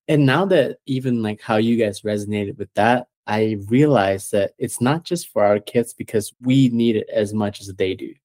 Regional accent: Malaysia; moved away as an adult; now in United States; I was born and raised in Malaysia

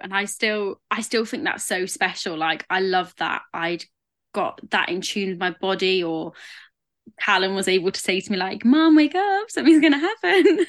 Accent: England, United Kingdom; I am English

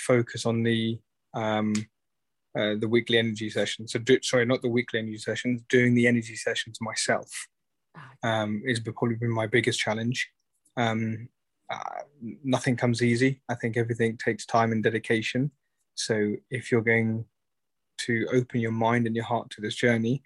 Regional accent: United Kingdom; I'm 41 years of age from the UK

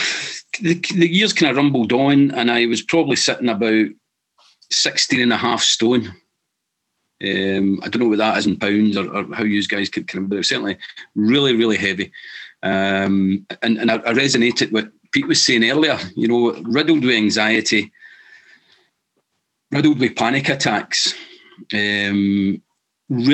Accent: Saltcoats?, Scotland, United Kingdom; I grew up in Salam in the west coast of Scotland

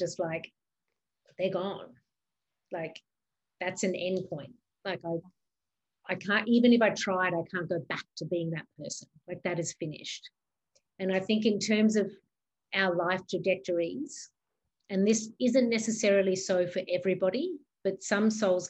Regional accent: Australia; moved away; also born or lived in New York; I was born in Australia. That's where my mum lives.

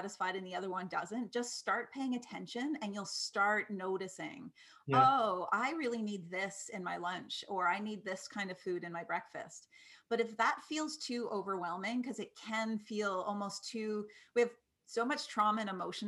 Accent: East Coast, Canada; moved away; I'm from the East Coast

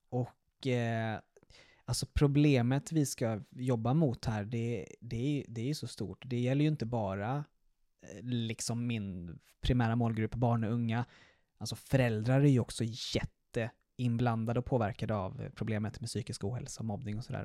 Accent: Stockholm, Stockholm County, Sweden; moved away as an adult; also born or lived in Malmö; jag är alltså uppvuxen och, i Stockholm

